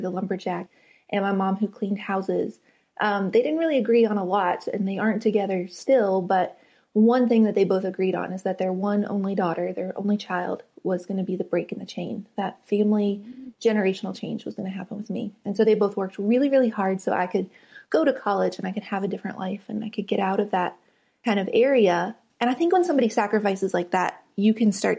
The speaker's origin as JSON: {"language": "English", "region": "West Virginia", "country": "United States", "tie": "born or raised there", "moved": "as an adult", "said": "I grew up in West Virginia on the very top of a mountain"}